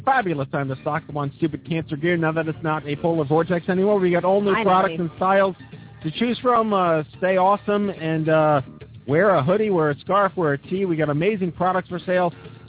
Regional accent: Staten Island, New York, United States; I'm from Staten Island, right?

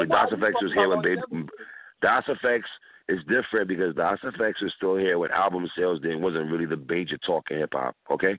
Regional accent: New York City, New York, United States; I'm from New York City.

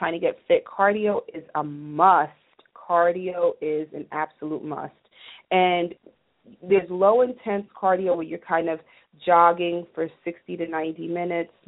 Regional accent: New Jersey, United States; I'm from Jersey, so we are big house music fans

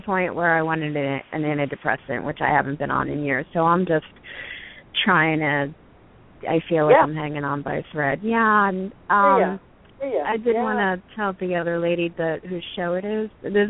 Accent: New Jersey, United States; Princeton, Trenton, Central New Jersey.

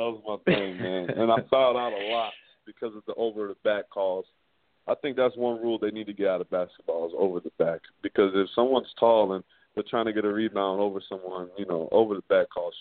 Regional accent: Clearwater, Florida, United States; also born or lived in Tampa, Florida; I was born in Tampa, though, and we just moved back and forth from Clearwater to Tampa all the time, and then I finally stayed in Clearwater for good my freshman year.

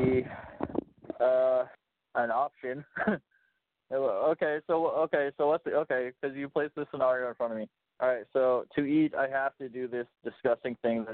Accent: Chicago, Illinois, United States; I'm from Chicago

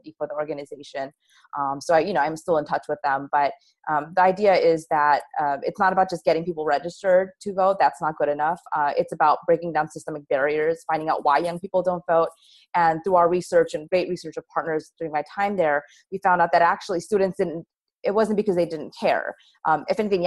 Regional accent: United States; I'm an American. I was born here

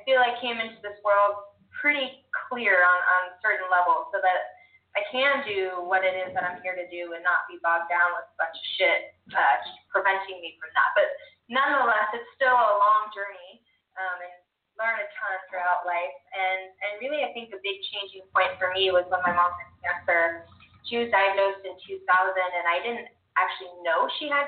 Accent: North Carolina, United States; also born or lived in California; now in Ogden, United States; I was born in California. I moved to North Carolina when I was 10

